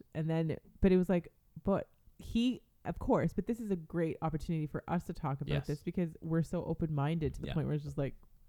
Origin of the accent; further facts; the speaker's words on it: Canada; because I'm Canadian, I was born here. I was raised here.